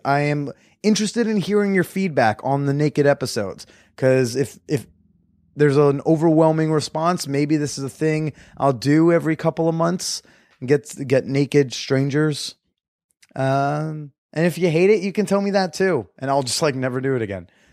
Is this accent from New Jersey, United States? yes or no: yes; New Jersey, United States; moved away; I'm actually gonna be in Jersey soon, in the dirty Jers, in my home state